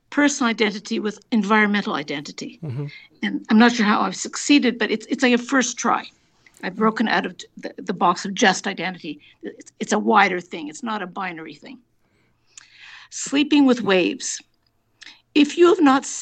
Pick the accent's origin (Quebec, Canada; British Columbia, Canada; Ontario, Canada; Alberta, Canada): Quebec, Canada; Montreal; now in Toronto, Canada; I grew up in Montreal, but I've been living in Toronto for an awfully long time